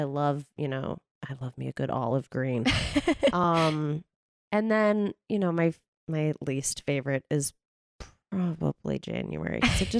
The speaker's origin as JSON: {"language": "English", "region": "California", "country": "United States", "tie": "born or raised there", "said": "I grew up here in California, so it's not really like I've truly lived in a place where I experienced"}